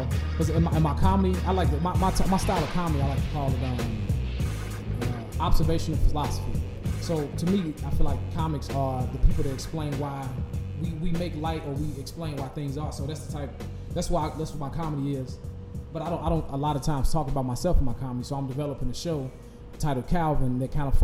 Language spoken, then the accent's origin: English; Chicago, Illinois, United States; I grew up in Logan Square when it was predominantly Hispanic